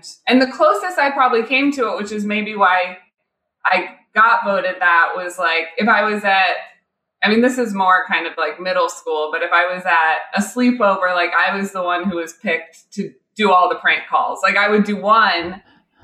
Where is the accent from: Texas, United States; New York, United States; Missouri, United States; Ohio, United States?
Missouri, United States; Kansas City; moved away; growing up in Missouri